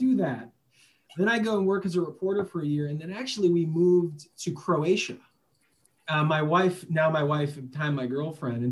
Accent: Chicago, Illinois, United States; I grew up in Chicago

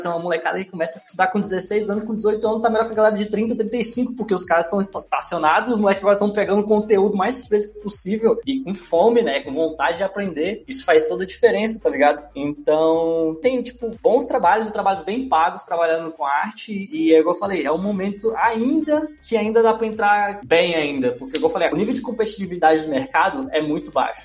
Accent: Brasília, Federal District, Brazil; eu não nasci em Brasília, mas eu fui criado em Brasília

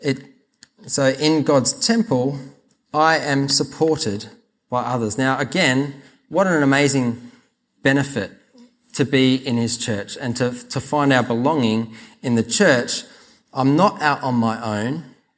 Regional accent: South Australia, Australia; I grew up in South Australia, so I call this Lego

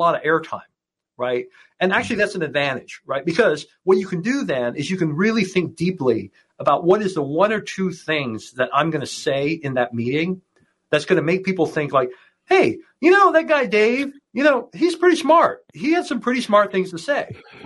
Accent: Hong Kong; I grew up in Hong Kong

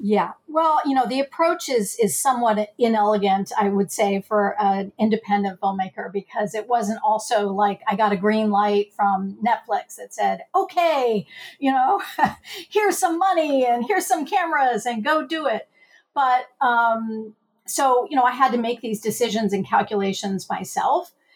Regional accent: Missouri, United States; Missouri state lines, which is my home state

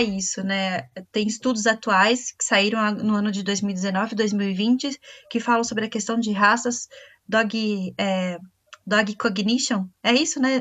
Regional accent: Brazil; somos nós brasileiros

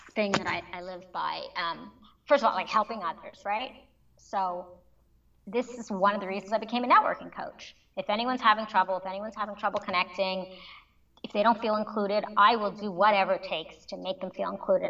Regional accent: Montreal, Quebec, Canada; moved away as an adult; also born or lived in New York, United States; my home I was born and raised in Montreal.

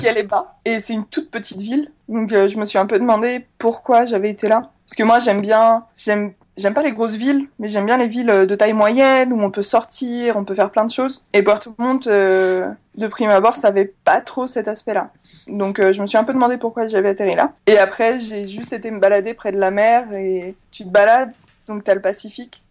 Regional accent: France; also born or lived in Chile; tout le monde savait que j'étais française

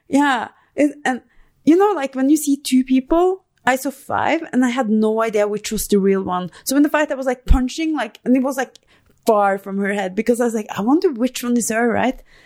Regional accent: Norway; moved away as an adult; now in Albuquerque, United States; I'm from Norway

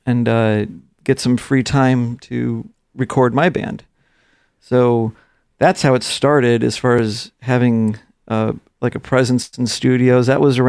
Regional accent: Chicago, Illinois, United States; Probably the biggest stuff I did was like the Bulls. I'm from Chicago.

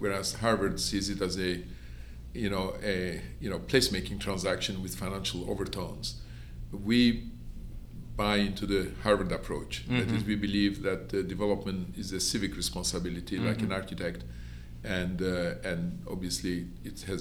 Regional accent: Istanbul, Turkey; moved away as an adult; also born or lived in Toulouse, France / Houston, Texas / Manhattan, New York / Miami, Florida; now in Columbus, United States; I was born in Istanbul, and I finished high school in Istanbul, Turkey

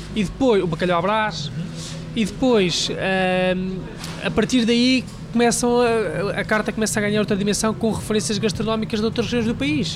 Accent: Leiria District, Portugal; moved away as an adult; also born or lived in Lisbon; Eu vinha de Leiria, de uma, uma aldeia pequenina, e vinha, vinha trabalhar para Lisboa

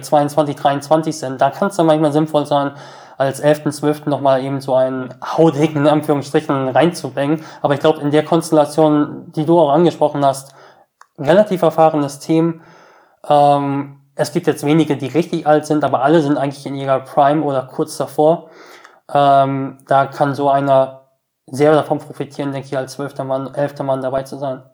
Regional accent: Essen, Lower Saxony, Germany; wir sind in Essen-Oldenburg, quasi in meinem Heimatort, im Ort meiner Eltern

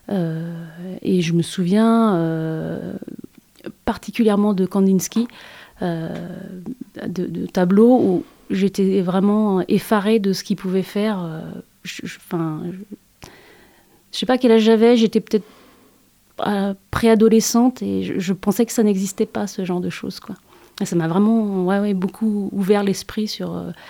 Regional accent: Nantes, Pays de la Loire, France; je suis née à Nantes

